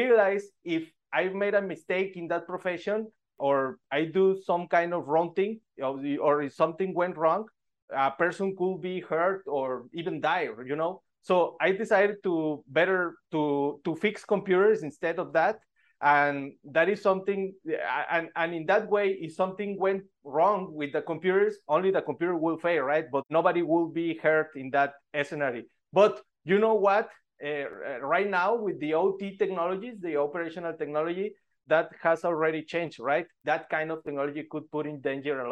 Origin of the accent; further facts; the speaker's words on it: Monterrey, Nuevo León, Mexico; I am from Mexico, from Monterrey, Mexico